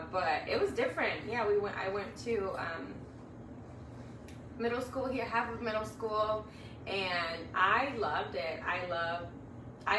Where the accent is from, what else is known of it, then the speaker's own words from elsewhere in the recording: Mexico; English is a second language; also born or lived in Chicago; now in Kansas, United States; the way I grew up in Mexico